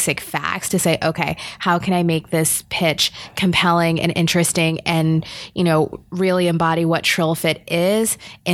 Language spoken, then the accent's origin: English; New York City, New York, United States; also born or lived in Jamaica (ancestry); now in Boston, United States; I'm from New York. I'm from the Bronx